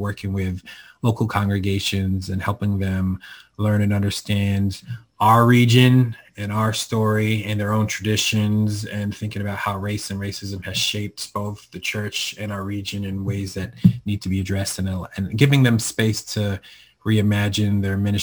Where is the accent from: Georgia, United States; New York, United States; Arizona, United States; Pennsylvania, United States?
Pennsylvania, United States; Norristown; now in Harrisburg, United States; born and raised in Norristown, which is a part of the Philadelphia